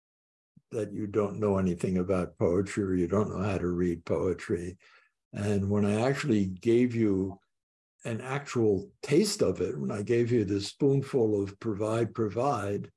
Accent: Long Branch, New Jersey, United States; now in Boston, United States; I was born on the Jersey Shore

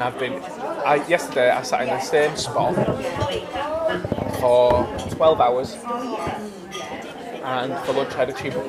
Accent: Yorkshire and the Humber, United Kingdom

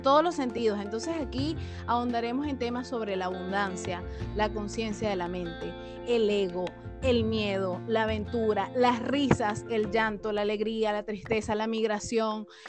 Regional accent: Venezuela; moved away as an adult; now in Chile; … y yo somos venezolanas, actualmente vivimos en Chile

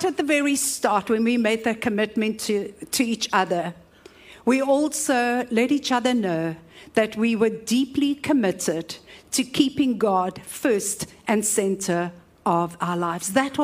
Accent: Cape Town, Western Cape, South Africa; I was raised in Woodstock

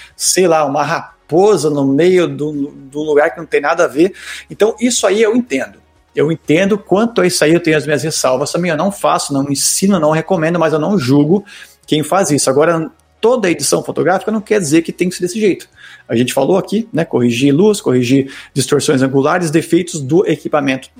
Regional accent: Brazil; eu sou brasileiro

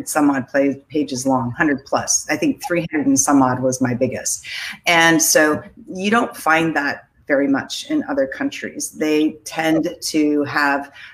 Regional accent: United States

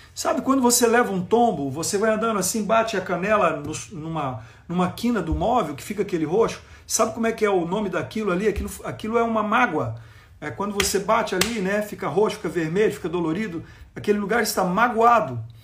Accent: Goiânia, Goiás, Brazil; Eu nasci em Goiânia, sou goiano do pé rachado, nasci aqui, é, nasci na maternidade, mas é, eu nasci, minha mãe morava aqui no bairro que eu ainda moro, Jardim Novo Mundo

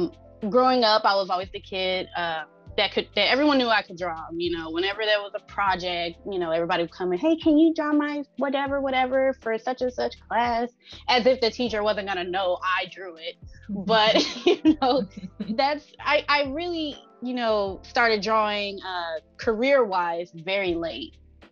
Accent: Dallas, Texas, United States; So I grew up in Dallas, Texas, for those of you who are out there. I grew up in Dallas. Like right in the heart of it where downtown is.

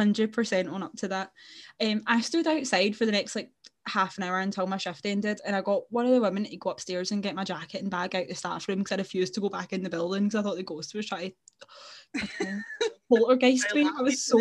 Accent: Glasgow, Scotland, United Kingdom; if you can't tell from our very strong accents, we are indeed from Glasgow.

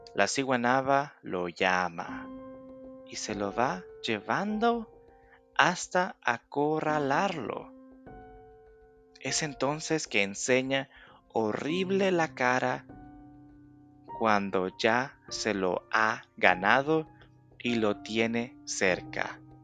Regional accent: El Salvador

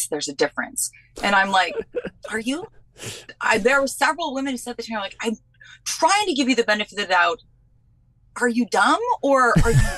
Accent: New Hampshire, United States; also born or lived in Vermont; What's even worse is I'm actually from New Hampshire and Vermont, which is like the heart of the feminist movement.

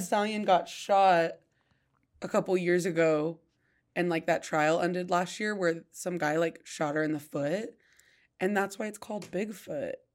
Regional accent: Idaho Falls, Idaho, United States; I grew up in Idaho Falls

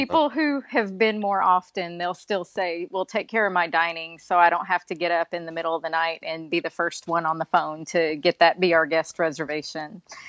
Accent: Texas, United States; I'm a Texan.

